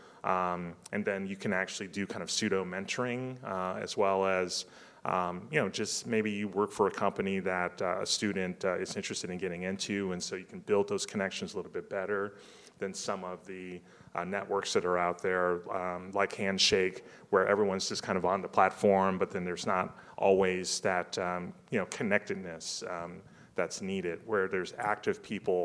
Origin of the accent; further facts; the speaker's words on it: Detroit, Michigan, United States; also born or lived in Texas; now in Austin, United States; the other one is in Detroit, which is my hometown. So that's why I'm kind of bullish on them, because I'm a native Michigander living in Texas